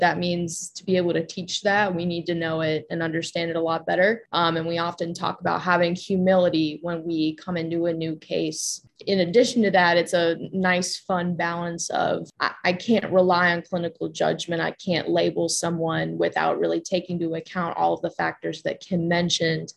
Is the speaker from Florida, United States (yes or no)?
no; Cleveland, Ohio, United States; moved away as an adult; now in Boone, United States; I'm originally from Cleveland, Ohio